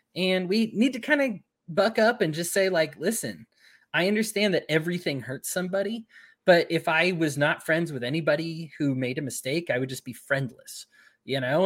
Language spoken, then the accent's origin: English; Utah, United States; I'm from Utah